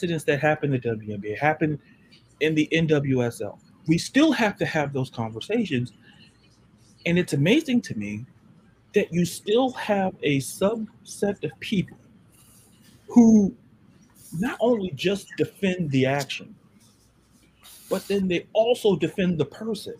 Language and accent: English; Florida, United States; I'm from Florida